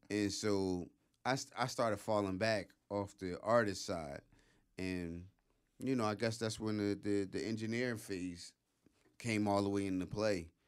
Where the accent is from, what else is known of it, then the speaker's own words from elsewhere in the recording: Philadelphia, Pennsylvania, United States; Hunting Park, Logan's, my home. you know, uh, you know, I lived in Logan. I lived, you know, in Hunter